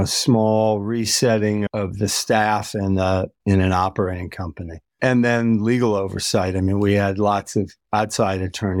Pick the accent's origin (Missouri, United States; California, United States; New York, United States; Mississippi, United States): New York, United States; also born or lived in Massachusetts / Michigan / Illinois; I grew up in the Midwest and the East Coast of the United States, born in Massachusetts, raised in upstate New York, outside of Detroit, outside of Chicago, outside of New York City